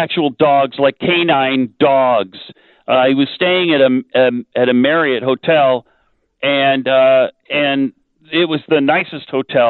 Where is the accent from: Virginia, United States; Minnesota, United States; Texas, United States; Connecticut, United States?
Texas, United States; El Paso; since I was about 4 years old, you know, because I'm from El Paso, most people just call me …, as they do all … in El Paso.